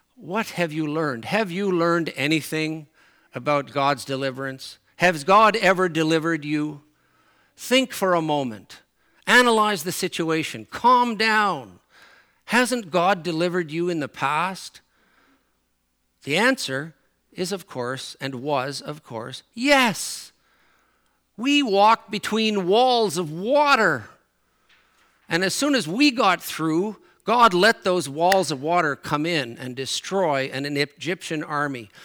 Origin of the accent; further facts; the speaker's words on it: Newfoundland and Labrador, Canada; accent: Newfoundland; moved away; my Newfoundland accent comes out and my Newfoundland expressions come out